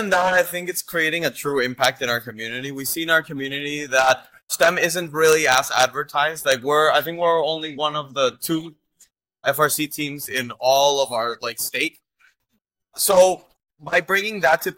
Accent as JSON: {"language": "English", "region": "Sinaloa", "country": "Mexico", "said": "we're from Sinaloa in Mexico"}